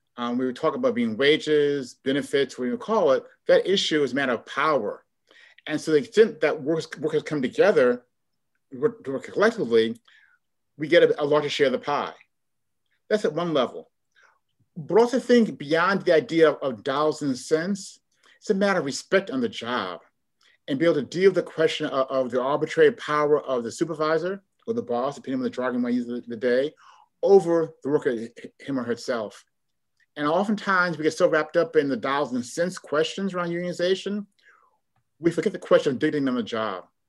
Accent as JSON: {"language": "English", "town": "Chicago", "region": "Illinois", "country": "United States", "tie": "born or raised there", "also_born_or_lived": "Cambridge, Massachusetts", "moved": "as an adult", "lives_now": "Oakland, United States", "said": "I'm from Chicago, born and raised"}